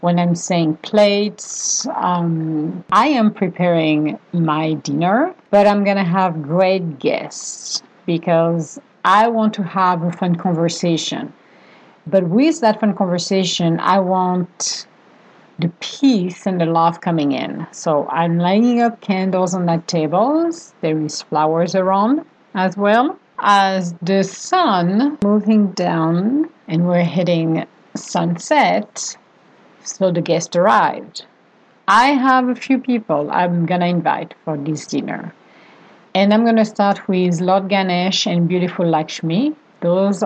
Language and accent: English; Venice, Veneto, Italy; moved away; we are from Venice. Originally